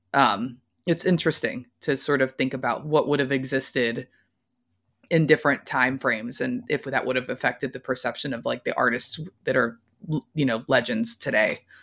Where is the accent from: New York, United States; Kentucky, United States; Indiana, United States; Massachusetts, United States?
Kentucky, United States; Louisville; I'm from Louisville, Kentucky, not exactly a music mecca